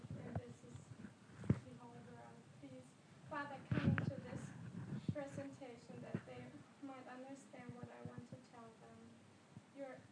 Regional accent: Germany; English is a second language; moved away as an adult; now in Switzerland; it's not my native language. I'm from Germany

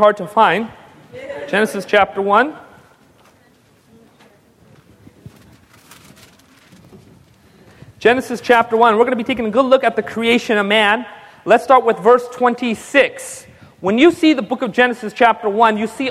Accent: India; I'm just a Hindu because I'm Indian

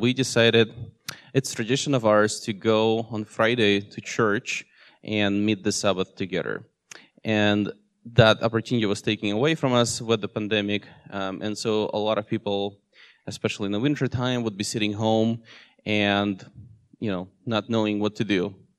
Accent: Russia; also born or lived in Seattle area, United States; now in Seattle, United States; I was born in Russia, and uh, in 2008, I moved with my family here in US

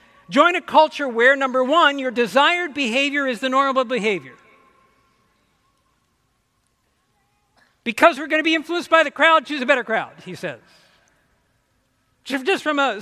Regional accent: Ohio, United States; now in Michigan, United States; I grew up in Ohio. I'm an Ohio boy

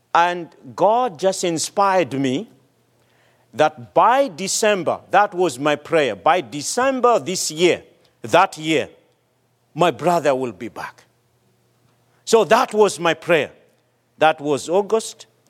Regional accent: Madagascar; moved away; my home country, Madagascar

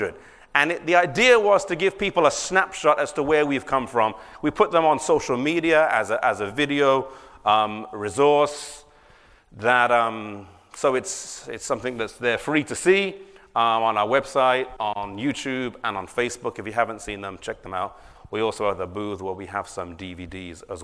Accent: England, United Kingdom; I come from England.

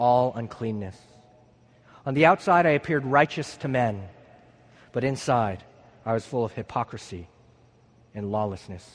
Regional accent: San Luis Obispo, California, United States; moved away

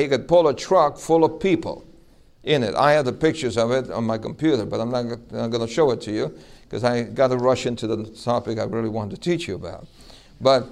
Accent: New York City, New York, United States; when I was a little boy growing up in New York City

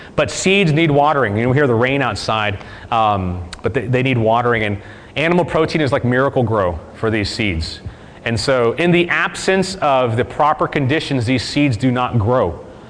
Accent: Mississippi, United States; We're from Mississippi

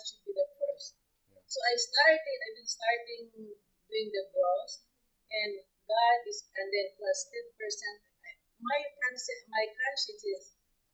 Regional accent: Philippines; moved away as an adult; now in Texas, United States; I'm from the Philippines

